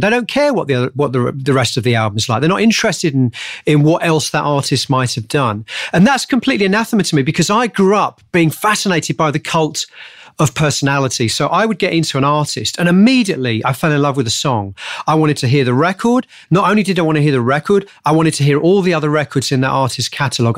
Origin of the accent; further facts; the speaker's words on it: Hemel Hempstead, East of England, United Kingdom; I grew up just outside of Hemel, uh, just outside of London, a place called Hemel Hempstead.